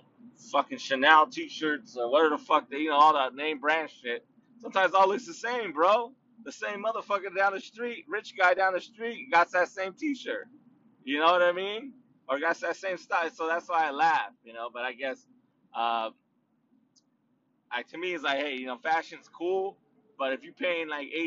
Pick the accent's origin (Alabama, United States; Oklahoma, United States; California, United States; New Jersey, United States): California, United States; Anaheim; also born or lived in Los Angeles County, California; now in Riverside County, United States; I do live in Riverside County now, but but I'm from Orange County, baby, so that's how I represent City of Anaheim, City of Orange, East Side